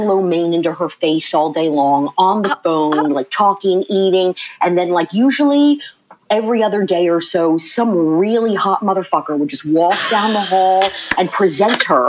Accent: Maryland, United States; born or raised there; also born or lived in Red Bank, New Jersey

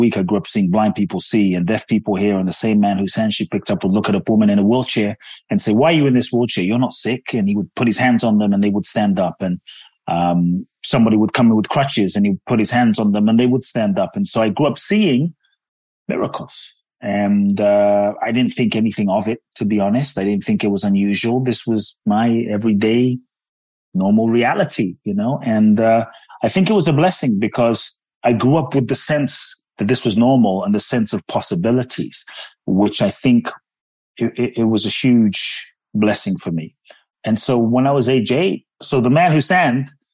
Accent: London, United Kingdom; moved away as an adult; also born or lived in Ghana; now in United States; I grew up in London. I live in the U.S. now

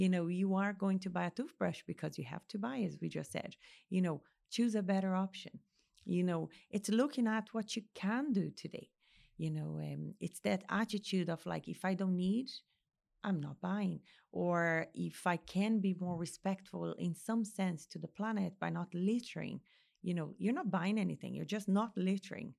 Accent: Brazil; now in Ireland; Brazil, my home country

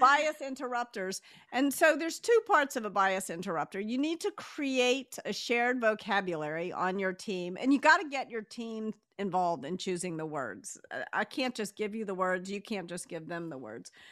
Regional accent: the South, United States; relatively easy for me to say "you all" because I was raised in the South

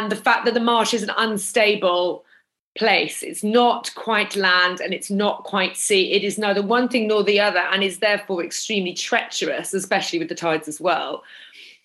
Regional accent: Norwich, East of England, United Kingdom; I'm from the city, actually. I'm from Norwich.

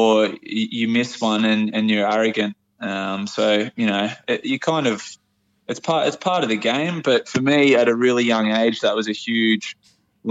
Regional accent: Port Macquarie, New South Wales, Australia

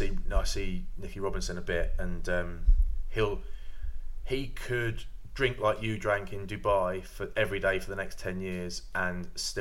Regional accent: England, United Kingdom; I'm English

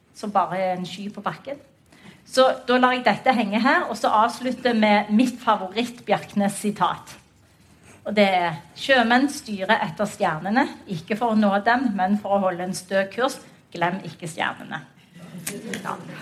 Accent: Western Norway, Norway; vi er vestlendinger

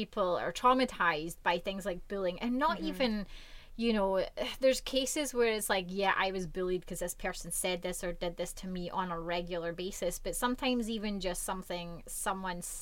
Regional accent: Scotland, United Kingdom; moved away as an adult; now in Vancouver, Canada; like me, you grew up in Scotland, and I obviously love my home country

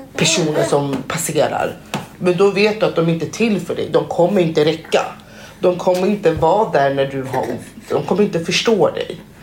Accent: Conakry, Guinea; now in Sweden; ursprungligen kommer jag från Conakry eh, som ligger i Västafrika.

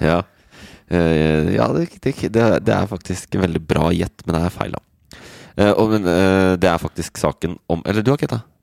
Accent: Oslo, Norway; Det er jeg som kommer fra Oslo

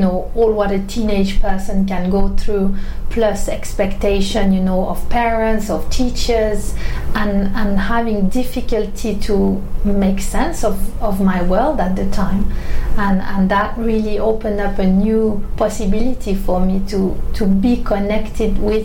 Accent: Switzerland; now in London, United Kingdom; I was living in my hometown in Switzerland

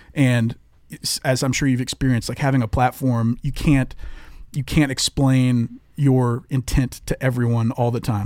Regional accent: the South, United States; growing up in the South

